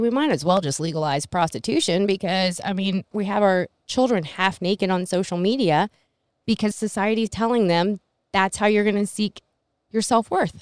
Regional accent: Middleburg, United States; I grew up in Middleburg, and I was the little Asian girl

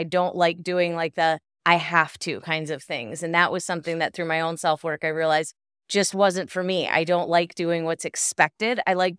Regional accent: Michigan, United States; moved away; I was raised up in Michigan, so it was a lot different seeing the snow covered on the lights and stuff.

